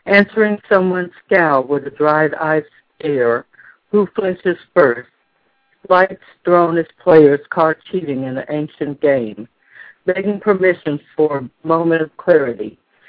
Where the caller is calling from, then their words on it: Dallas, Texas, United States; Dallas, Texas.